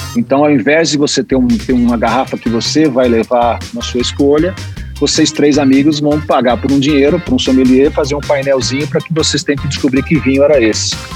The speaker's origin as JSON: {"language": "Portuguese", "region": "São Paulo", "country": "Brazil", "said": "eu sou paulista"}